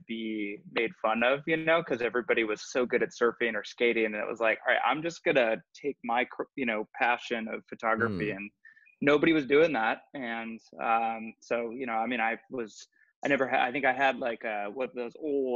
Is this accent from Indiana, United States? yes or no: no; Laguna Beach, California, United States; also born or lived in Los Angeles; I grew up in Southern California. I'm a California guy, born and raised. I grew up in Orange County, Laguna Beach